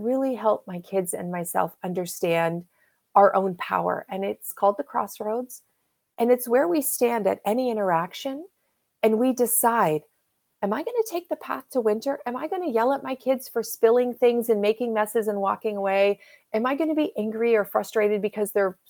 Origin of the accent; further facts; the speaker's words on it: Canada; I'm Canadian. I live in the Pacific Northwest